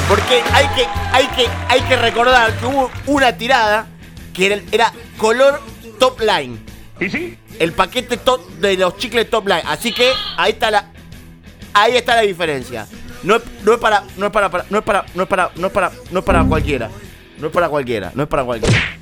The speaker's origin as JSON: {"language": "Spanish", "country": "Argentina", "also_born_or_lived": "Villa Crespo, Buenos Aires", "said": "soy argentino y latinoamericano"}